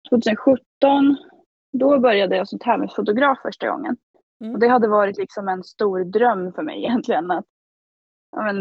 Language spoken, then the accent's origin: Swedish; Finland; accent: mix of Gävle dialect, Finland Swedish and Stockholm; also born or lived in Gävle; now in Stockholm, Sweden; 30-plussare från Stockholm, men jag är född i Gävle och sen har jag bott halva mitt liv i Finland. Så flyttade jag hit nio år sedan faktiskt